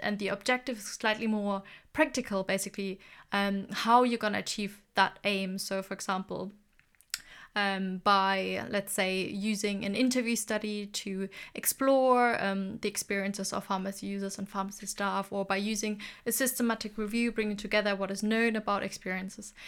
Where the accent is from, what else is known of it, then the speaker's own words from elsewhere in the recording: Germany; moved away; I'm originally from Germany